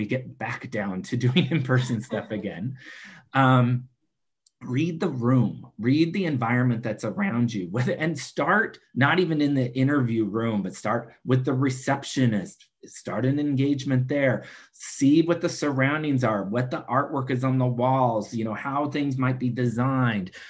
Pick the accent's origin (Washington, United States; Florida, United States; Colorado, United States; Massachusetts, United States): Washington, United States; I'm from Washington state because, you know, I was living in San Diego at the time, but I wanted to share that I am from Washington state.